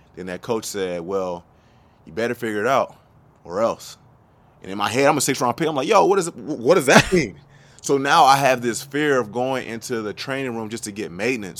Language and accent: English; Norcross, Georgia, United States; also born or lived in Memphis, Tennessee; I was raised in North Cross, Georgia. It's where I went to high school